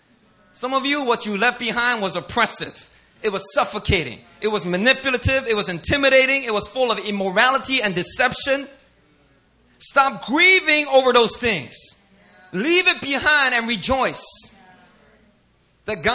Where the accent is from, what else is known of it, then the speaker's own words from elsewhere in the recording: Philadelphia, Pennsylvania, United States; moved away as an adult; now in Korea; myself in Philly